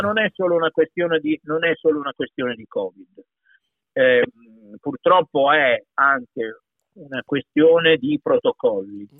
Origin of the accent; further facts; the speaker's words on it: Piedmont, Italy; accent: Piedmontese; io, io, sono piemontese, per tanti anni ho parlato piemontese, io vivevo in campagna in origine